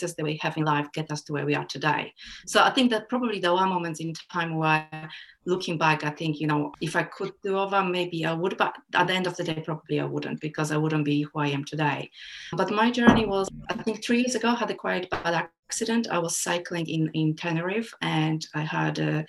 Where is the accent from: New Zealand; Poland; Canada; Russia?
Poland; moved away; also born or lived in United Kingdom / Germany / Australia; And I was born and brought up in Poland as a child, even if I grew up in UK and Germany and even Australia as well.